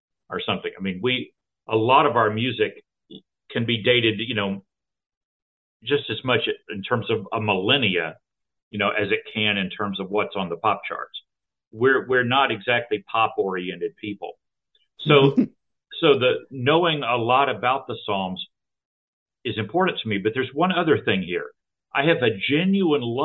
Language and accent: English; Texas, United States; I was raised Southern Baptist in Texas